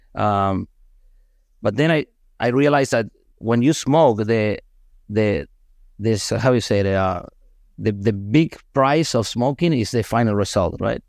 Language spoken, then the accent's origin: English; Argentina; moved away; I'm from Argentina